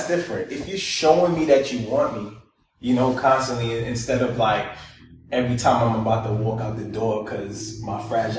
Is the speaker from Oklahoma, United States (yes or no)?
no; New York City, New York, United States; I am one of the few examples that I know growing up in Brooklyn that had a two-parent home.